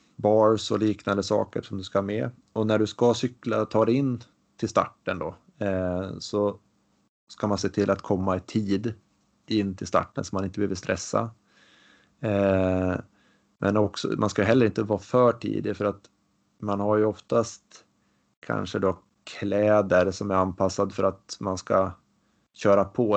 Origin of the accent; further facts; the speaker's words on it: Västernorrland County, Sweden; hemma i Ångermanland